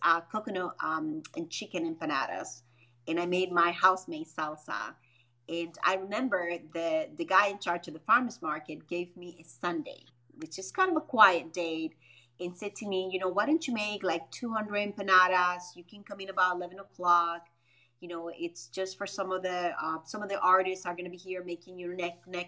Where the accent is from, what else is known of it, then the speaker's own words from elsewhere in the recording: Dominican Republic; moved away as an adult; also born or lived in Grand Rapids, Michigan / Chicago; Born and raised in Dominican Republic, moved out here about when I was 24 years old in a way straight into Michigan.